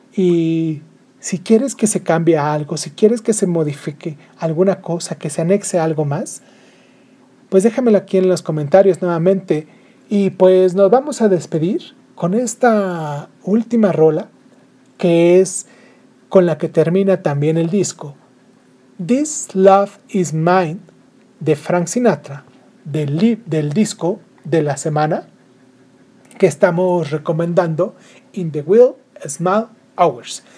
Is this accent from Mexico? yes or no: yes; Mexico; also born or lived in Michoacán; now in Morelia, Mexico; aquí en mi país porque pues de acá soy